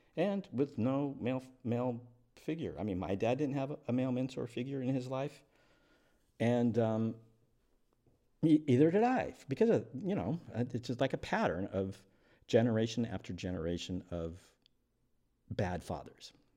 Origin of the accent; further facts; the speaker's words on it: eastern Washington, United States; I was raised by a single parent in a little crappy town in eastern Washington